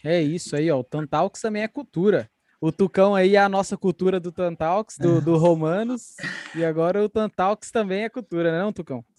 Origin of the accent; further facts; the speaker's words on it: Goiânia, Goiás, Brazil; a gente é de Goiânia